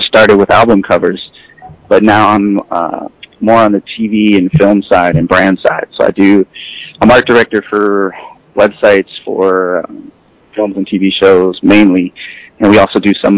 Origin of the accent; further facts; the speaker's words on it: Minneapolis, Minnesota, United States; moved away; also born or lived in New York / New Jersey; I was born in New York. I grew up in Jersey, but moved to Minneapolis when I was 9 years old.